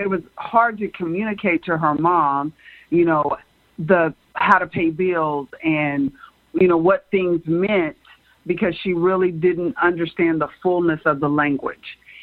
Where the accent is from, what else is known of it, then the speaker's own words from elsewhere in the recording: United States; being born and raised in America